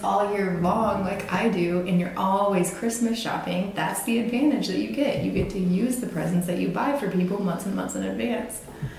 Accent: Cape Girardeau, Missouri, United States; I grew up in a small-ish town on the Mississippi River. It's the biggest town, though, between St. Louis and Memphis, so that's why I hesitate to say, you know, small. Yeah, okay. I'd say it's sizable. It's on the Lewis and Clark Heritage Trail, Cape Girardeau.

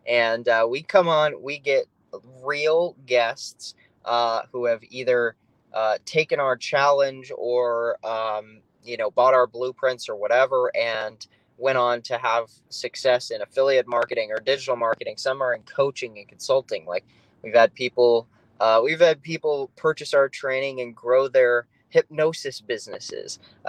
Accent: South Dakota, United States; now in Phoenix, United States; I'm from South Dakota. My wife's from North Dakota. Love the Dakotas.

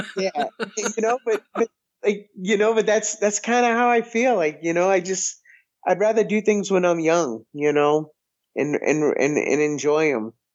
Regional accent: close to Boston, Massachusetts, United States; now in Missouri, United States; And I grew up in Massachusetts and I grew up close to Boston

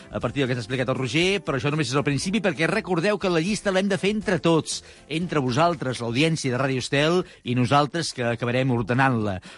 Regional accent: Murga, Basque Country, Spain; tu saps que hi ha un poble eh, al costat de Vitòria que es diu Murga? Ah? Ah, és el meu poble.

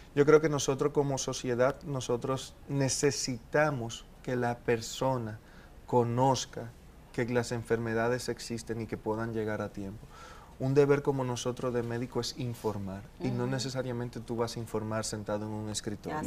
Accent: Dominican Republic; also born or lived in Colombia

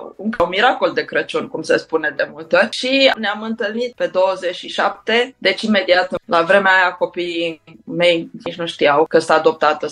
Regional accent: Bucharest, Romania; am crescut în București cu părinții

